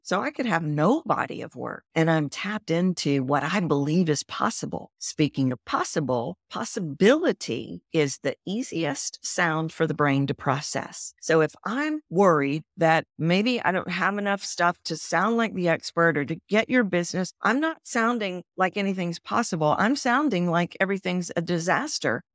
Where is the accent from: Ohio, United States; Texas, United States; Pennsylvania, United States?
Texas, United States; accent: Texan; I sound Texan?